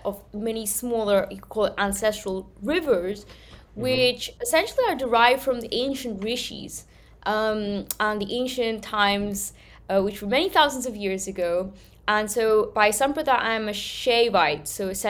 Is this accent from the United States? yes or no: no; Manchester, North West England, United Kingdom; first language Gujarati; moved away as an adult; also born or lived in Gujarat, India; now in India; I grew up in Manchester.